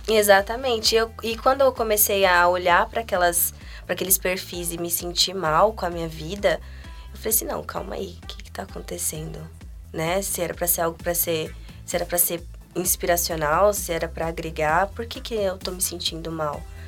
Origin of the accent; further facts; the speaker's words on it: Guarulhos, São Paulo, Brazil; Eu nasci em Guarulhos, então a minha história de vida, assim, desde o início foi lá, então meus amigos estão lá.